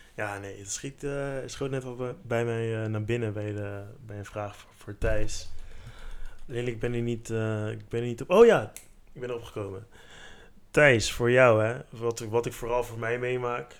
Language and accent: Dutch; Netherlands; Ik heb Surinaamse roots, omdat mijn ouders Surinaams zijn. Maar ik ben in Nederland geboren